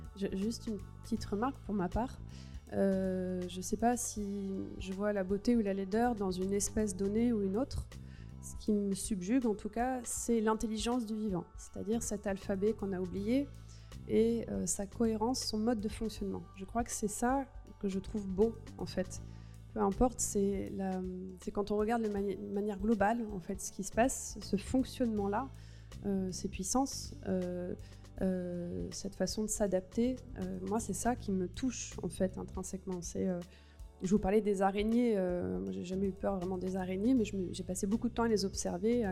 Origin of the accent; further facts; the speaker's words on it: Gironde, Nouvelle-Aquitaine, France; je viens de Gironde, et donc chez moi, ça a tout cramé cet été